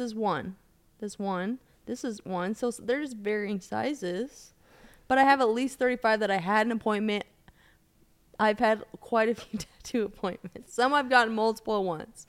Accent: Colorado, United States; I grew up in Colorado

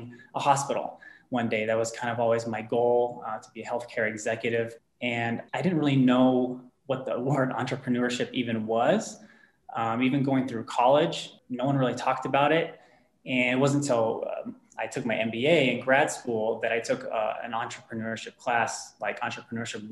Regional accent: near Dallas-Fort Worth, North Texas, United States; moved away as an adult; also born or lived in Tennessee / Southern California; now in Denver, United States; I was born and raised in Texas, in a rather small town near Dallas-Fort Worth area, so North Texas.

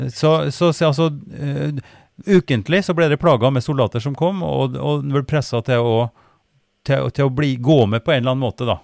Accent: Oppdal, Trøndelag, Norway; moved away; der jeg ble født og vokste opp i Oppdal

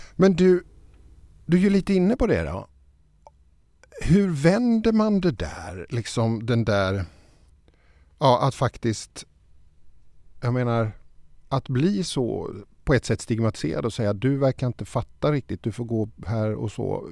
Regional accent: Småland, Sweden; Född i Småland

